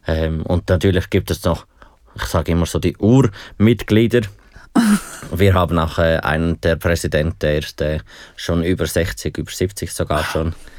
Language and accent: German; Aargau, Switzerland; ich komme aus dem Aargau